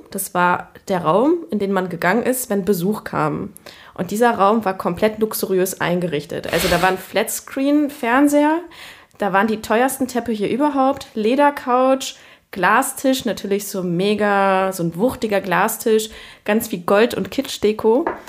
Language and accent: German; Cologne, North Rhine-Westphalia, Germany; ich bin in Köln-Kalk aufgewachsen